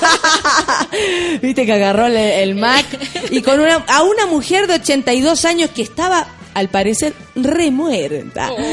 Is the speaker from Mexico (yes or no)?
no; Chile; así somos los chilenos, se nos pega inmediatamente